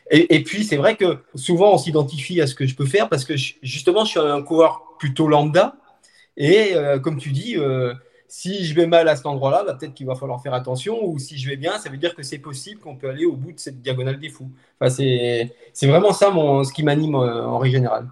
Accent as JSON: {"language": "French", "area": "Haute-Savoie", "region": "Auvergne-Rhône-Alpes", "country": "France", "moved": "yes", "lives_now": "Montpellier, France", "said": "je suis originaire de Haute-Savoie, mais je vis donc du côté de Montpellier"}